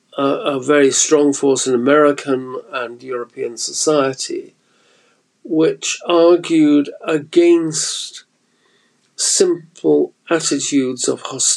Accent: United Kingdom; when I was a child, being brought up in the wake of the Second

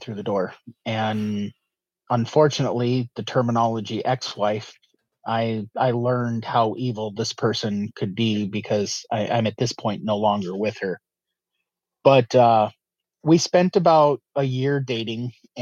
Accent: Arizona, United States; moved away as an adult; now in North Dakota, United States; growing up in Arizona

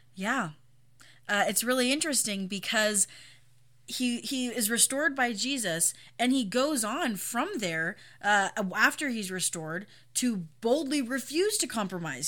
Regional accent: United States; as an American Christian

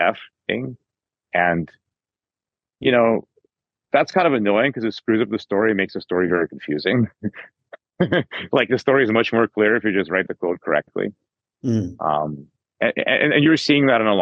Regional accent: United States; as an American

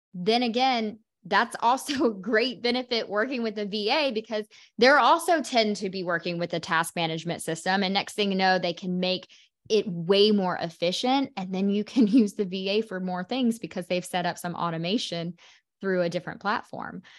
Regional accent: Oklahoma, United States; moved away; also born or lived in Carolinas; I'm from Oklahoma

